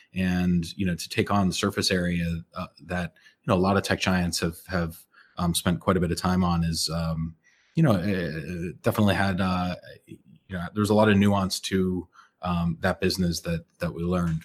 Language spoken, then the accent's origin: English; Andover, Massachusetts, United States; moved away as an adult; also born or lived in Montreal; I grew up in Andover, Massachusetts, which is, uh, you know, just north of Boston